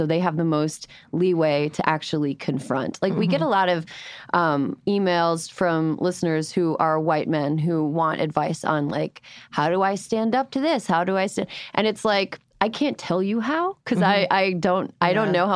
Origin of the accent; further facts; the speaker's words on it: Midwest, United States; I am from the Midwest